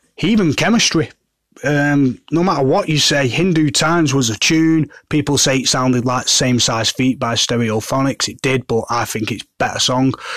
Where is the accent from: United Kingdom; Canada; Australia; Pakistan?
United Kingdom; Manchester, North West England; I'm from Manchester